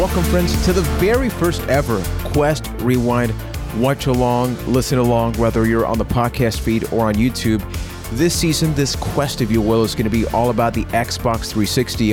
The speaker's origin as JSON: {"language": "English", "country": "Puerto Rico", "said": "I am from Puerto Rico"}